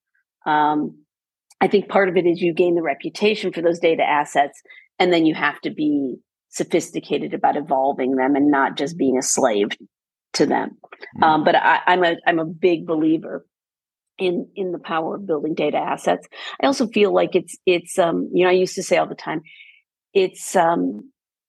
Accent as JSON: {"language": "English", "country": "United States", "said": "particularly as an American"}